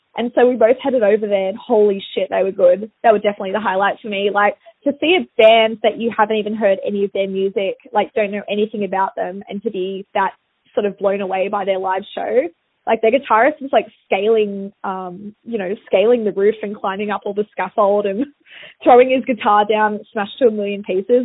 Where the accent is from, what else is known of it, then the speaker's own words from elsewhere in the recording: Sydney, New South Wales, Australia; back in my hometown